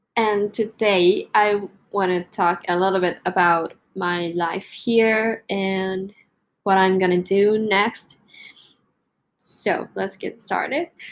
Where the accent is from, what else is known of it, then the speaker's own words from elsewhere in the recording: Japan; English is a second language; moved away as an adult; I came back to Japan on 5th of July